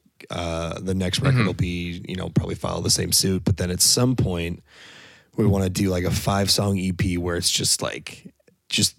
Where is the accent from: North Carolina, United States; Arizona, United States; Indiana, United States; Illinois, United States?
Illinois, United States; Naperville; I'm from the Naperville, like Aurora area